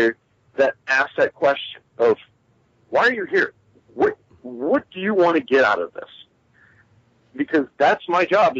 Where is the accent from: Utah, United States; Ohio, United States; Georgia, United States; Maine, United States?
Ohio, United States; I was born and raised here in Ohio, so Ohio is home for me first and foremost.